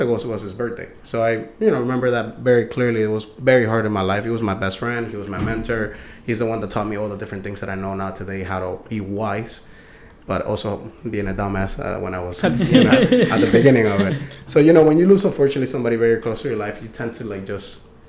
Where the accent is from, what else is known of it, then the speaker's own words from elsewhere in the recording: Panama; also born or lived in Dania, United States / Hollywood, United States; now in Florida, United States; Originally, I'm from Panama. Lived there when I was a kid. So, I always been back and forth from Panama and the U.S. and Florida. Mainly Broward. Always been in Broward, like in Dania, Hollywood area.